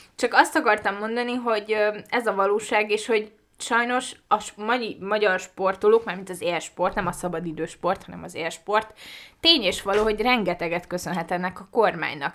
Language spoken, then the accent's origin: Hungarian; Budapest, Hungary; tőzsgyökeres Budapestit én nem ismerek sok embert. És jó, ez én vagyok